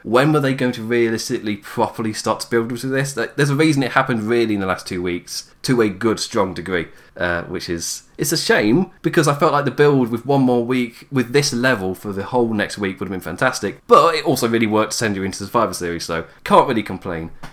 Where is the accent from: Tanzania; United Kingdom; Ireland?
United Kingdom; England; I am English